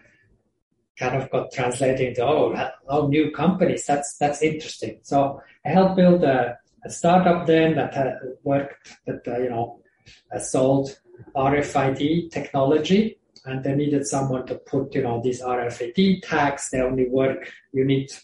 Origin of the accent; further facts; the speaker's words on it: Switzerland; English is a second language; moved away as an adult; also born or lived in Australia; I grew up in Switzerland originally, in a village in the mountains.